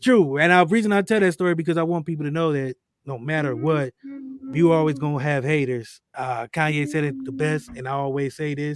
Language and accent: English; Akron, Ohio, United States; Growing up in Akron, Ohio